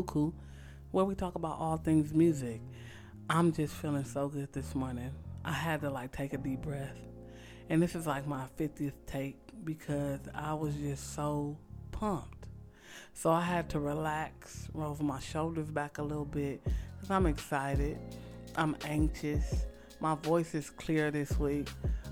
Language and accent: English; Los Angeles, California, United States; I am born and raised in L.A. totally, but my heart resides in the Crenshaw District.